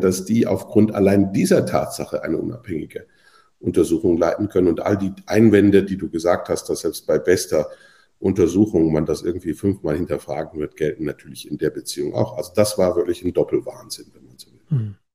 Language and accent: German; Switzerland; bei uns in der Schweiz